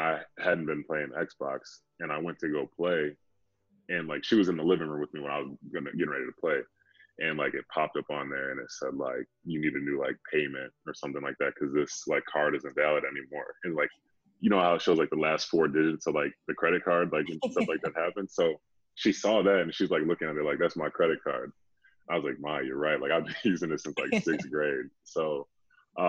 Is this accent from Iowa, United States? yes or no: no; Tinley Park, Illinois, United States; moved away as an adult; also born or lived in Baltimore; I'm from Tinley Park, born and raised